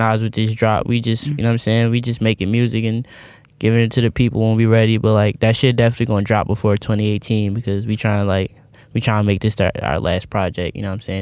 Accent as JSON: {"language": "English", "town": "Philadelphia", "region": "Pennsylvania", "country": "United States", "said": "I'm just from Philly"}